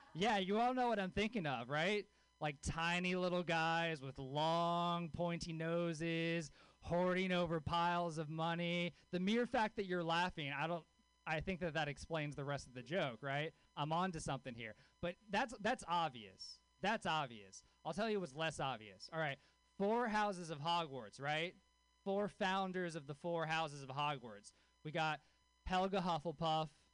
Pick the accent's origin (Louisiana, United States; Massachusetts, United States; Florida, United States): Louisiana, United States; born or raised there